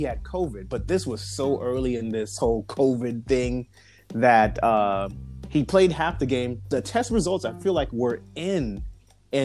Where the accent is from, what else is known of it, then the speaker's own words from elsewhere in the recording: Tampa, Florida, United States; I'm born and raised in Tampa